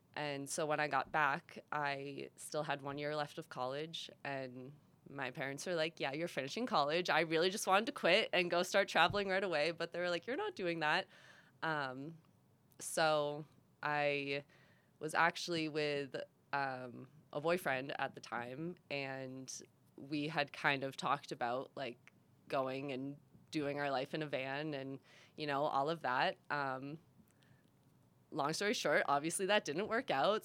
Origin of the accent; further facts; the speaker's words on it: Massachusetts, United States; moved away as an adult; also born or lived in Rhode Island; I'm from Massachusetts. Um, born and raised there my whole life.